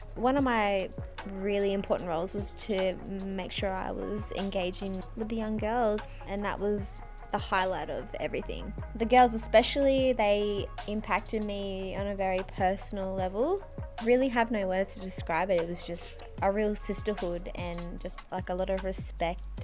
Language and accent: English; Lightning Ridge, New South Wales, Australia; moved away; also born or lived in Tamworth; Living out in Lightning Ridge in far northwest New South Wales when I was younger, I feel really blessed living my childhood there